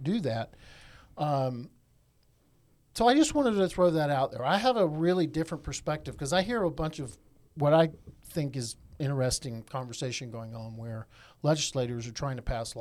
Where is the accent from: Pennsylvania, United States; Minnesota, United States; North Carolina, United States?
North Carolina, United States; Eastern; I'm from Eastern North Carolina. My dad was in the Air Force. Both of my mom's parents and my dad's parents were farmers